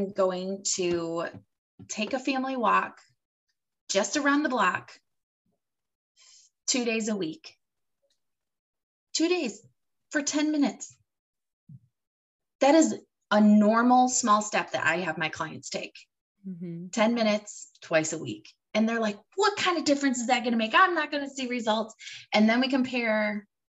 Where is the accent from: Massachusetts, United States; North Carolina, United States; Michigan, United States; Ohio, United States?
Michigan, United States; now in Florida, United States; I grew up in Michigan, which is not Alaska